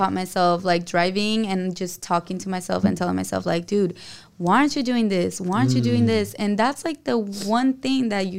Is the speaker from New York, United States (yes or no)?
no; El Paso, Texas, United States; now in San Diego, United States; Well, I was born in Texas, in El Paso, Texas.